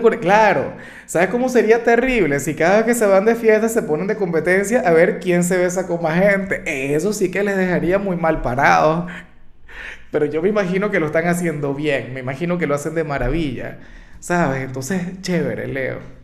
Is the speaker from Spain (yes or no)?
no; Venezuela; como muchos venezolanos, los amigos se fueron del país, los amigos emigraron